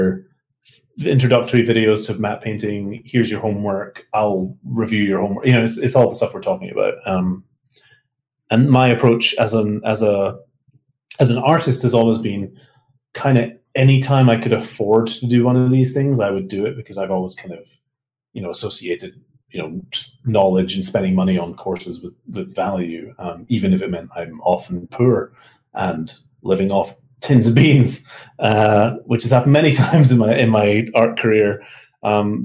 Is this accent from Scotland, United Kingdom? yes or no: yes; Scotland, United Kingdom; moved away as an adult; I'm from Scotland